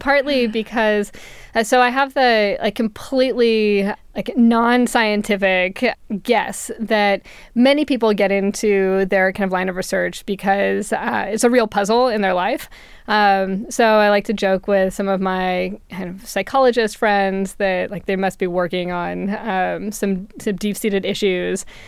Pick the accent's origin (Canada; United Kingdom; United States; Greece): United States; California; growing up in California during the credit boom in the late nineties